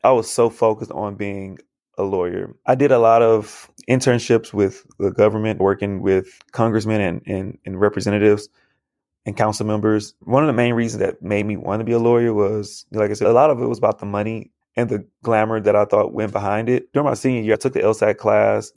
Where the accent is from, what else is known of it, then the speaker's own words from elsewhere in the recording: Houston, Texas, United States; growing up, I went to schools in Southeast Houston, where it's predominantly black students